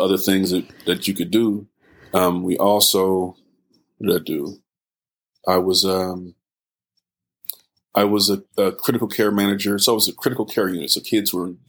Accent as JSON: {"language": "English", "town": "Richmond", "region": "California", "country": "United States", "tie": "born or raised there", "also_born_or_lived": "Oakland, California", "said": "I'm from Richmond, California, born in Oakland, raised in Richmond, inner city kid"}